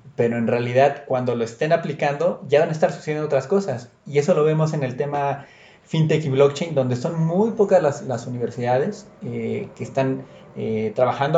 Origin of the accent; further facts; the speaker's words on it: Mexico; como mexicano, como latino